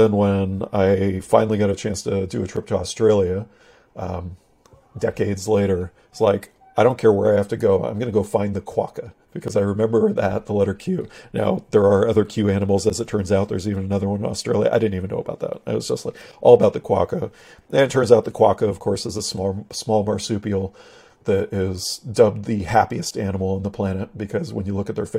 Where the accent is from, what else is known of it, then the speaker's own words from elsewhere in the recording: Pacific Northwest, United States; growing up in the Pacific Northwest, my dad was a little bit of a sort of an amateur mountaineer